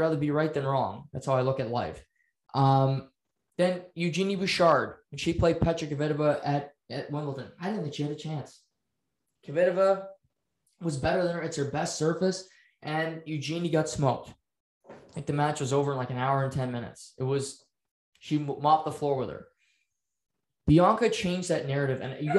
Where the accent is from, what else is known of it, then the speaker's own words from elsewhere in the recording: Canada; Just because we're Canadian and we're known for playing hockey or curling